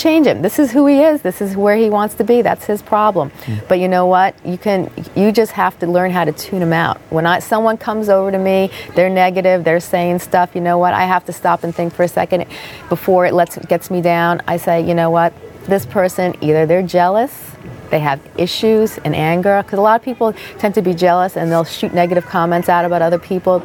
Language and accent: English; Freehold, New Jersey, United States; this has been my hometown for many, many years. And, you know, I grew up in this area.